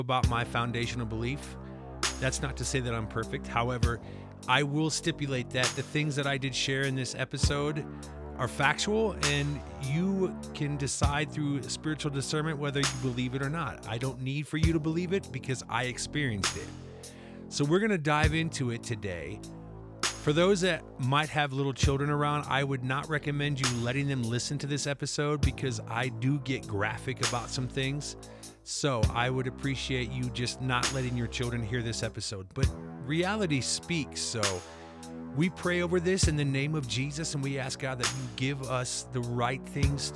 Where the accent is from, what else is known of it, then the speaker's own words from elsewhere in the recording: Midwest, United States; growing up in the Midwest